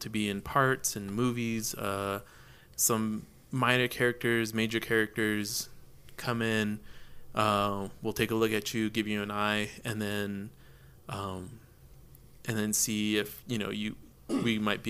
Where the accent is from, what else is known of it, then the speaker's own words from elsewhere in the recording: Albuquerque, New Mexico, United States; growing up in Albuquerque